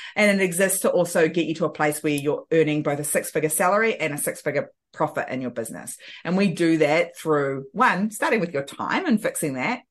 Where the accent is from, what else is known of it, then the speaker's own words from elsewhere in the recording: New Zealand; I'm from New Zealand and I live in the beautiful Bay of Islands